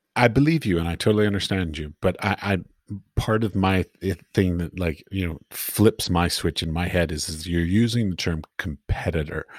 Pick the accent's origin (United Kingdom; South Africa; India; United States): United States; Washington, District of Columbia; moved away as an adult; now in Europe; I grew up in Washington, D C, so I would go to art galleries in Washington, D C